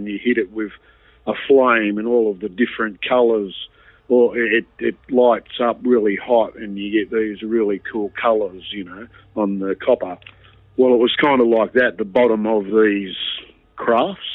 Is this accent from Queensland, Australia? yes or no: no; Wollongong, New South Wales, Australia; Wollongong, which were, at the time was my hometown.